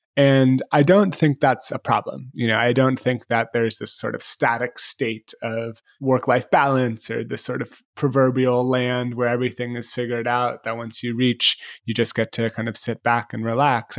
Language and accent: English; San Francisco, California, United States; I grew up in San Francisco